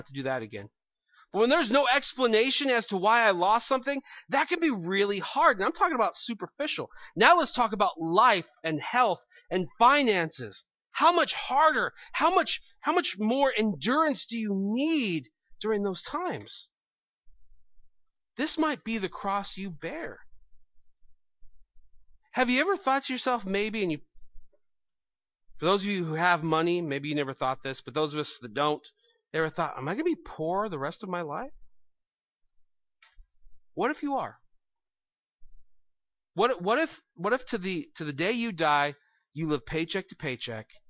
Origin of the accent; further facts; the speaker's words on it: United States; I'm an American